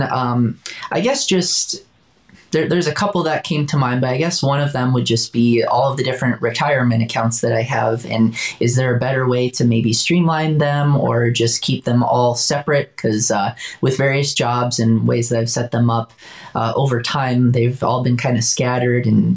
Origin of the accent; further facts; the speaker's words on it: Wisconsin, United States; I'm from Wisconsin